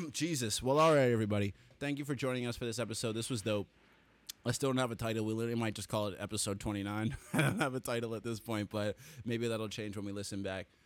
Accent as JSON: {"language": "English", "town": "Toronto", "region": "Ontario", "country": "Canada", "said": "I'm from Toronto"}